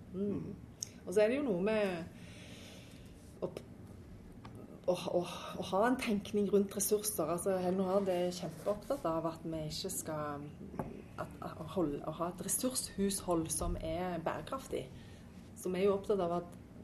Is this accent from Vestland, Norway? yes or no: no; Stavanger, Rogaland, Norway; also born or lived in Trondheim / Denmark; Jeg er jo fra Stavanger, jeg er faktisk fra Storhaug. Ja, men eh, jeg har jo eh, Ja, jeg kom til Storhaug da jeg var seks år